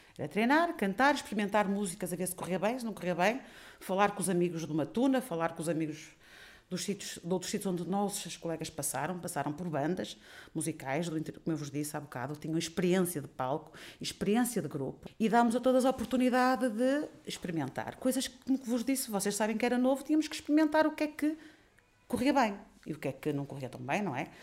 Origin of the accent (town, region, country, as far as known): Portugal